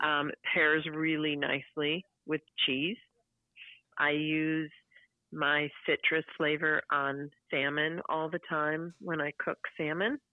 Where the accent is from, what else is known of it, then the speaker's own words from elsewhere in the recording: Chicago, Illinois, United States; when I was a a girl in school in uh, growing up in Chicago